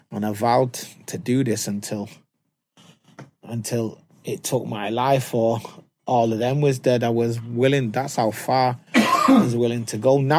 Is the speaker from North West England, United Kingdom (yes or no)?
yes; Manchester, North West England, United Kingdom; I'm from Moss